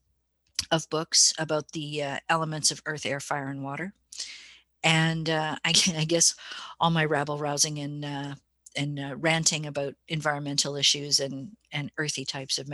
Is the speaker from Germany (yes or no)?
no; Winnipeg, Manitoba, Canada; I'm sitting up here in little old Winnipeg, Canada, the belly button of North America, making this documentary film. I was commissioned by our local provincial broadcaster, MTS, to do this project. And that was kind of a kick for me, you know, to receive funding from like a recognized broadcaster to make a film about the pagan community in my hometown